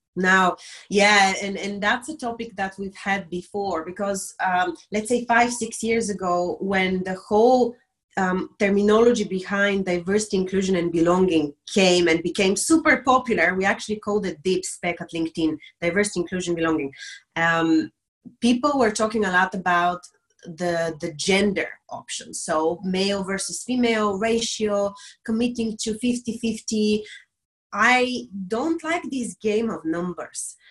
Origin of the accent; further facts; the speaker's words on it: Bulgaria; moved away as an adult; now in Dublin, Ireland; I'm originally from Bulgaria, a small country in the Balkans